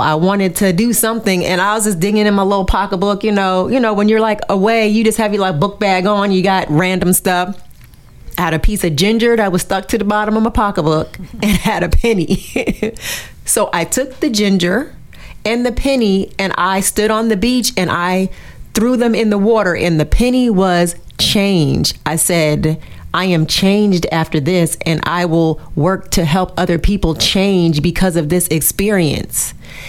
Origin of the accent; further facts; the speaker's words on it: Far North, Cameroon; And so I'm from the Mafa people. The Mafa people are from the extreme north.